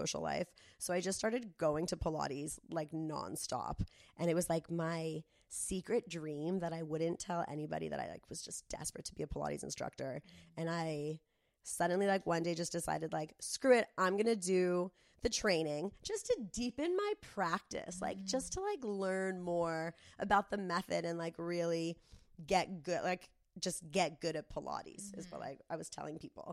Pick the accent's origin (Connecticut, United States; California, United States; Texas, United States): California, United States; Del Mar; when I was growing up in Del Mar